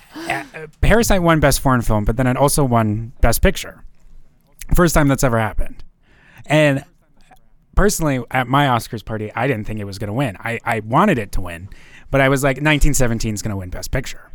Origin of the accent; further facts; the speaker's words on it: North Dakota, United States; born and raised in North Dakota